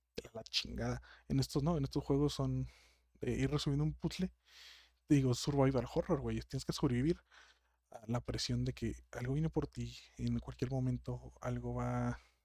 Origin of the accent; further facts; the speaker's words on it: Mexico; yo soy de México, y creo que las gentes que me está escuchando son muchas de mi ciudad